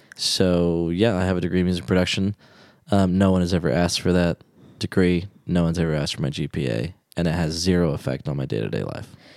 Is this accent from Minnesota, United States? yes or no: no; Texas, United States; moved away; I was raised in Texas